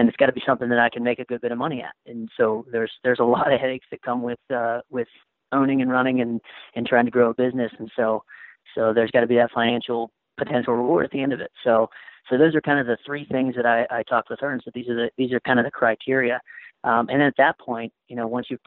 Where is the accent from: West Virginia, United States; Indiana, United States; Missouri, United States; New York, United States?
West Virginia, United States; Moundsville; also born or lived in Wheeling, West Virginia / Orlando, Florida; Was born and raised in Moundsville, West Virginia